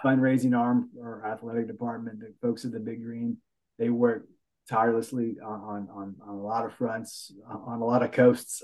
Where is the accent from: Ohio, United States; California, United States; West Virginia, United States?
West Virginia, United States; Beckley; now in Huntington, United States; I grew up in Backley in the southern part of the state.